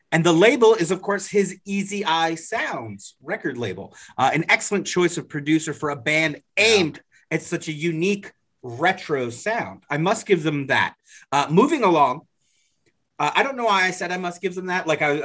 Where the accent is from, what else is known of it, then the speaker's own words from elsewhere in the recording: United States; I was raised in America.